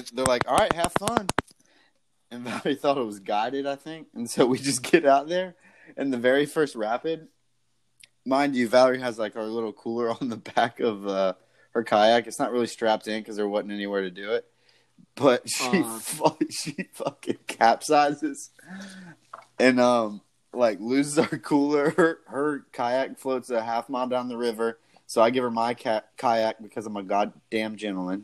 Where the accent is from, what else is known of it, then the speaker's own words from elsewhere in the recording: Tybee Island, Georgia, United States; Savannah, Georgia area. I'm from Tybee